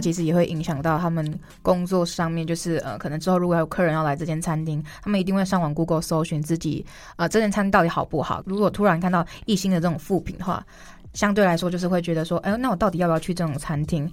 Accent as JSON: {"language": "Chinese", "region": "Kaohsiung", "country": "Taiwan", "tie": "born or raised there", "said": "我自己虽然是，呃，出生在高雄南部，我自己觉得自认为台语不错"}